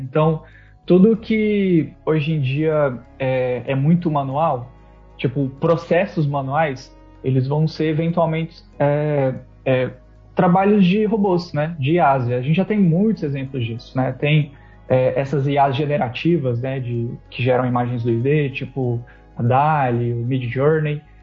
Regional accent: interior of Goiás, Brazil; moved away; also born or lived in São Paulo; eu sou do interior de, de Goiás

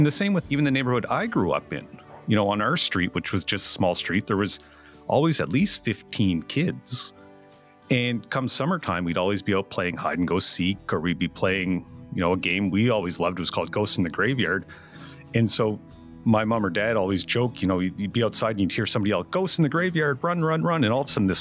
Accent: Amherst, Nova Scotia, Canada; moved away as an adult; I grew up in Amherst, Nova Scotia

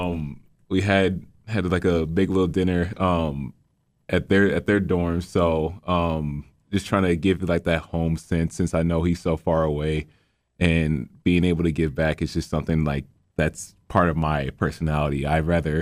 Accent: Cleveland, Ohio, United States; now in Macedonia, United States; I hail from Cleveland, Ohio, but I currently reside in Macedonia, Ohio

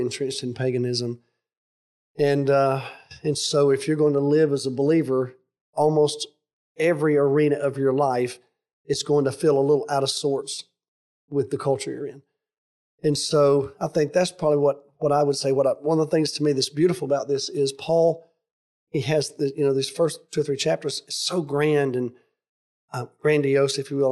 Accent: United States; I'm a patriotic American.

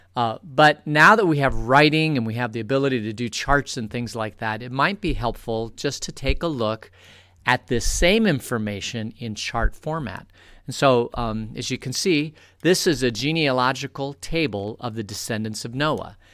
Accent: Phoenix, Arizona, United States; now in Vail, United States; I grew up in Phoenix

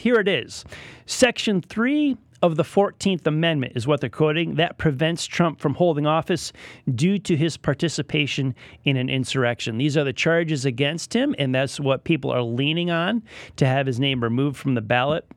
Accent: Connecticut, United States; moved away as an adult; now in Lake Norman area, North Carolina, United States; I am a Connecticut native

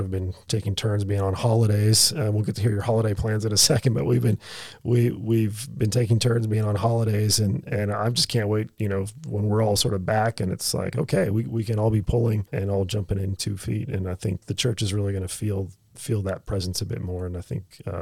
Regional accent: United States; now in Australia; As an American

